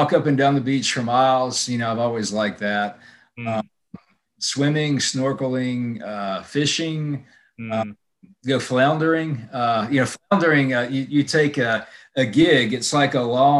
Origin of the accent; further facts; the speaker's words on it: Mobile, Alabama, United States; moved away as an adult; now in Atlanta, United States; I'm from Mobile, Alabama, which is, you know, it's a small city